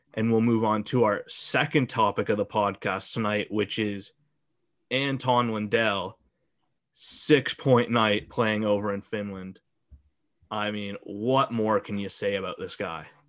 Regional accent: Calgary, Alberta, Canada; I grew up in Calgary.

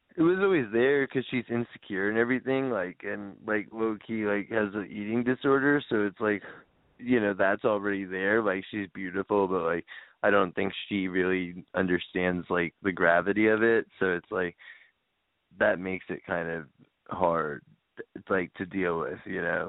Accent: Long Island, New York, United States; moved away; my hometown like in New York, like on Long Island

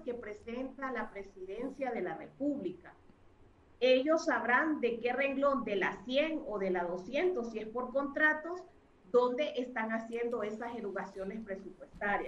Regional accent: Honduras; como hondureños

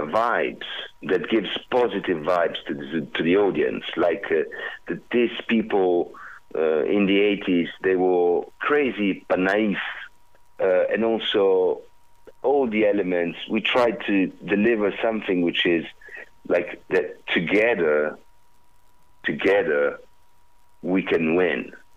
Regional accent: Southern Italy, Italy; English is a second language; because I'm Italian from the South, and because I'm like this

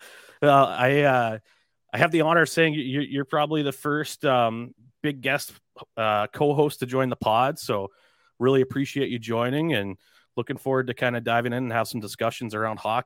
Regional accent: Dover, New Hampshire, United States; I grew up in Dover, New Hampshire

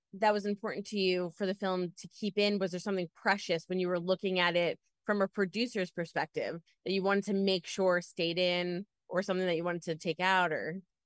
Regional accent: New York, United States; I'm from New York

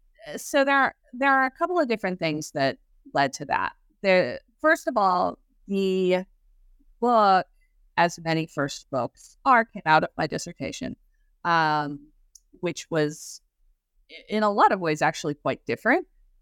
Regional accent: Clearwater, Florida, United States; because I grew up in Clearwater, Florida, which is where the headquarters of the Church of Scientology is.

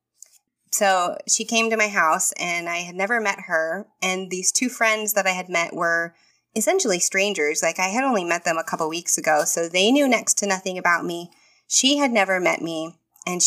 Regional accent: Texas, United States; moved away as an adult; now in Florida, United States; I am from Texas, and I've lived in Texas my whole life.

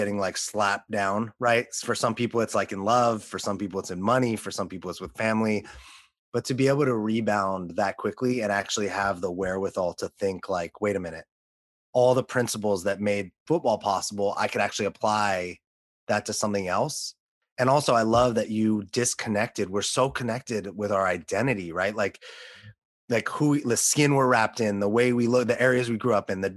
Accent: Los Angeles, California, United States; as a white man, you know, growing up in Los Angeles

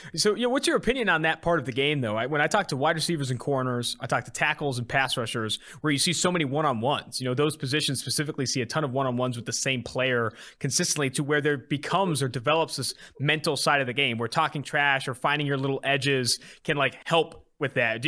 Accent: California, United States; now in Cincinnati, United States; I'm originally from California.

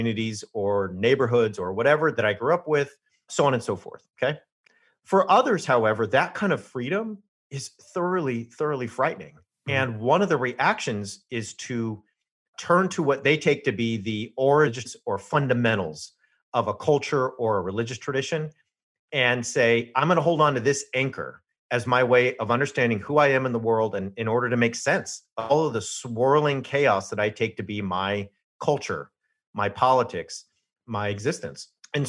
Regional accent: California, United States; So I grew up in Southern California, biracial.

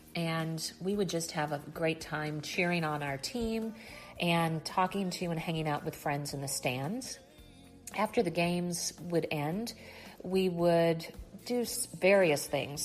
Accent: Wichita, Kansas, United States; I grew up in Wichita, Kansas

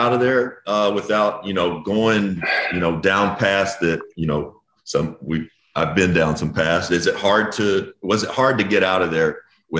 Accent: Owensboro, Kentucky, United States; now in Lexington, United States; So Josh and I are both from Kentucky. I'm from Owensboro. He's from Lexington. I'm in Lexington now

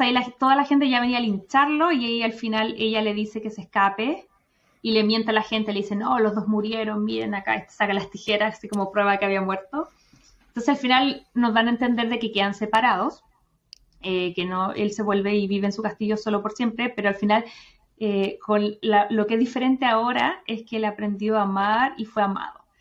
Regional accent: Chile; moved away as an adult; soy más chilena que los porotos

